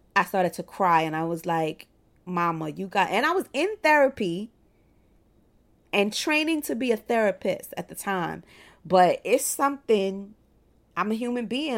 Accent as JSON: {"language": "English", "town": "Brooklyn", "region": "New York", "country": "United States", "tie": "born or raised there", "said": "I am in private practice in my hometown of Brooklyn, New York"}